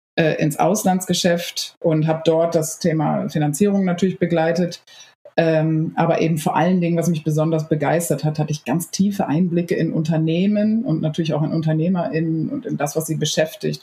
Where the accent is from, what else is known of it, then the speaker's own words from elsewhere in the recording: Lower Saxony, Germany; moved away; ursprünglich komme ich aus Niedersachsen